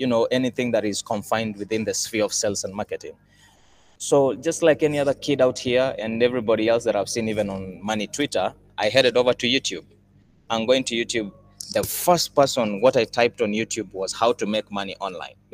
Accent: Kenya; I'm from Kenya, born and raised in Kenya

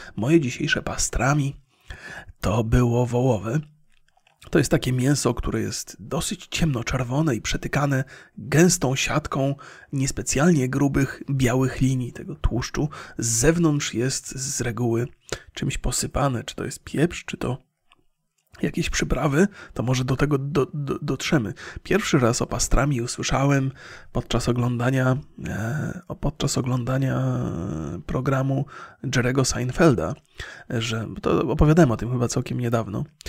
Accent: Bolesławiec, Lower Silesian Voivodeship, Poland; moved away; w mieście, z którego pochodzę, czyli z Bolesławca

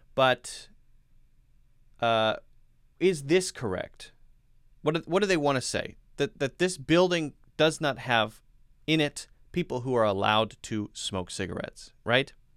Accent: United States; I'm an American English teacher.

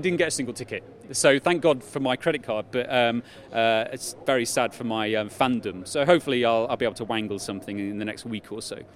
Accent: United Kingdom; I'm British

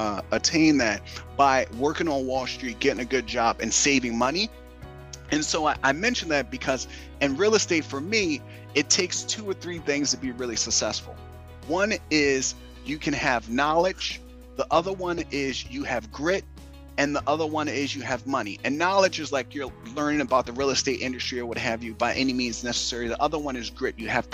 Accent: Philadelphia, Pennsylvania, United States; moved away as an adult; also born or lived in New York City; I grew up in Philadelphia, single parent household

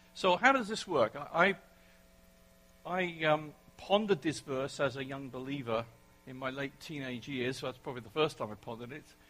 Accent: England, United Kingdom; accent: English; moved away; my English accent

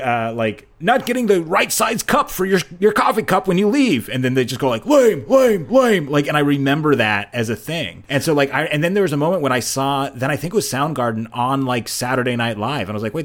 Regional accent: Seattle, Washington, United States; I'm from Seattle.

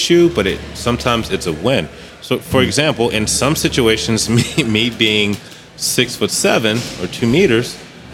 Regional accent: United States; moved away as an adult; now in Germany; as an American, as a black American

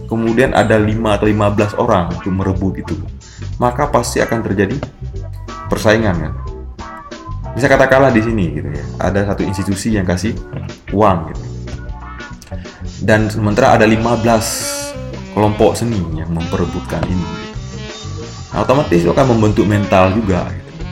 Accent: Aceh, Indonesia; Saya Aceh, ba ah, saya ba selalu dengan bagaimana menemukan identitas keacehan dalam karya

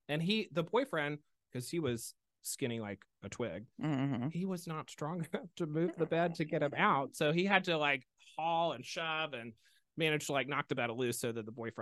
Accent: Mobile, Alabama, United States; From Mobile

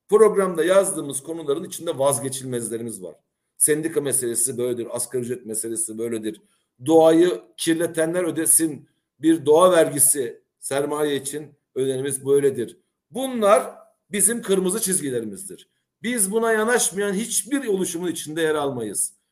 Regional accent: Cyprus; biz Kıbrıs'ta e, küçük bir halkız

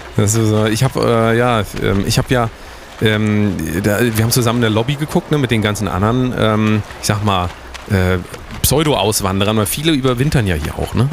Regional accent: Germany; das ist Deutschland, äh, wir sind, wir sind Deutsche.

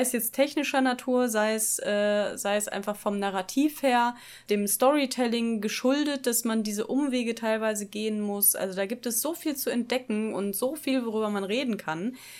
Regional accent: Dortmund, North Rhine-Westphalia, Germany; moved away as an adult; now in Bochum, Germany; Ich komme ursprünglich aus Dortmund, wohne jetzt in Bochum

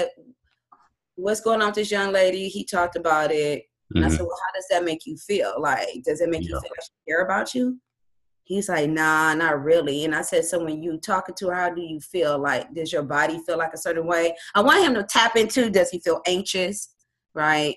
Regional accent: Compton, California, United States; also born or lived in Long Beach, California; growing up in Compton and Long Beach

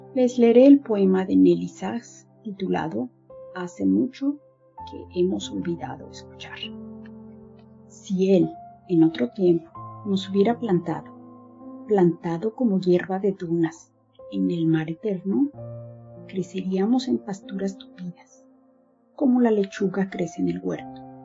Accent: Mexico; now in Berlin, Germany; soy mexicana, vivo en Berlín, Alemania

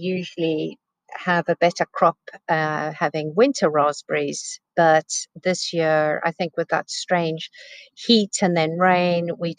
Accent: South Africa; also born or lived in England / California; now in United Kingdom; I grew up in South Africa

